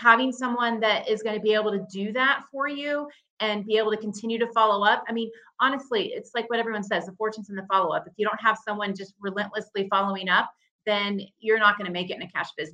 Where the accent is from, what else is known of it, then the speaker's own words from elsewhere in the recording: Dallas, Texas, United States; I'm from Dallas